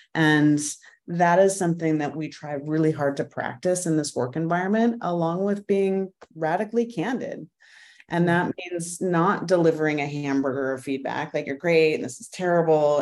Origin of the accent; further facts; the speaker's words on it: Idaho, United States; moved away as an adult; also born or lived in Arizona; now in Washington, D.C., United States; I grew up mostly in Idaho, bouncing from one small Western mountain town to another.